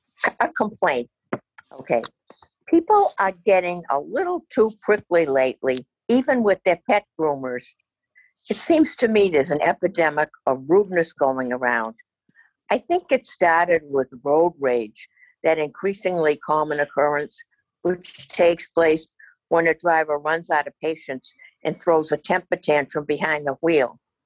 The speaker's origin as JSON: {"language": "English", "region": "Massachusetts", "country": "United States", "tie": "born or raised there", "said": "In my home state of Massachusetts, a tailgating incident threatened to turn deadly"}